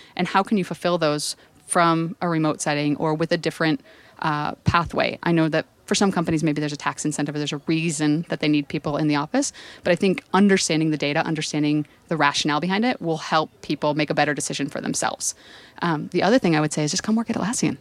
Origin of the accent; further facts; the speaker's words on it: San Francisco, California, United States; if you can tell from my accent, I'm from San Francisco